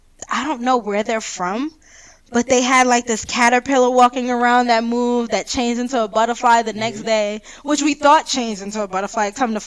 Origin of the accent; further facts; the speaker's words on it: New York, United States; I'm from New York